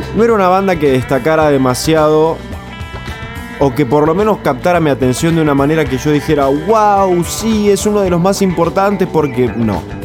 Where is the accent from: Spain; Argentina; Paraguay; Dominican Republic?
Argentina; como todo argentino